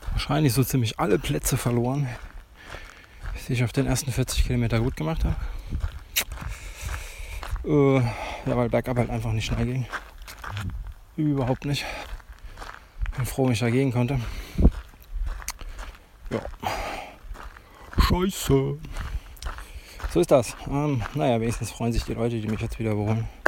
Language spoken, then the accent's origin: German; Ettling, Germany; ist der Ort, in dem ich lange zur Schule gegangen bin, meinen Abschluss gemacht habe, quasi meine Jugend hier verbracht in Ettling.